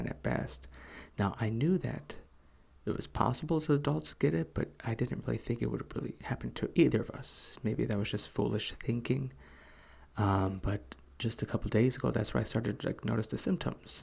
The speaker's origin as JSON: {"language": "English", "country": "United States", "tie": "born or raised there", "moved": "as an adult", "lives_now": "South Korea", "said": "what I grew up with in America"}